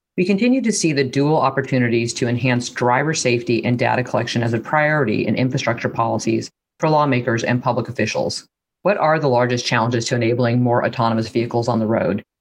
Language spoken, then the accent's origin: English; Midwest, United States; being a Midwesterner